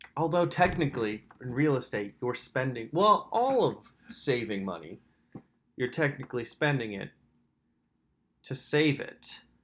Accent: Lampeter, Pennsylvania, United States; I grew up in Lancaster, Pennsylvania, specifically Lampeter, PA

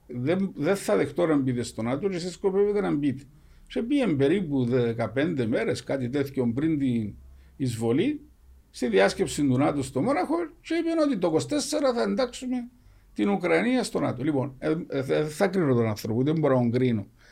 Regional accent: Cyprus; εμεί σαν κύπρο

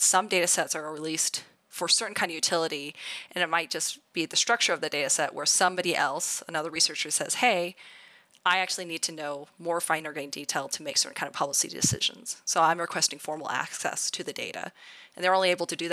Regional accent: Idaho, United States; growing up in Idaho.

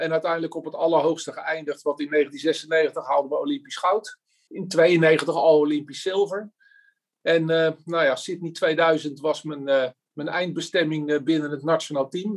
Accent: Voorburg, South Holland, Netherlands; moved away as an adult; now in Oegstgeest, Netherlands; van origine kom ik uit Voorburg, randje Den Haag

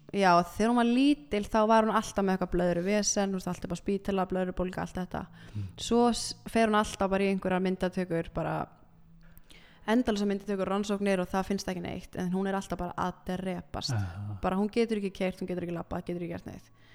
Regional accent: Iceland; also born or lived in Milan, Italy; ég fættist á Ítalju

